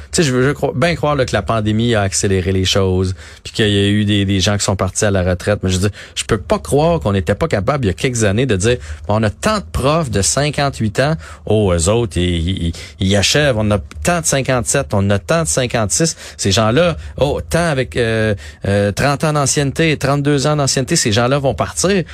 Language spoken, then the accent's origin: French; Nicolet, Quebec, Canada; c'est mon coin de pays là. moi je suis né à Nicolet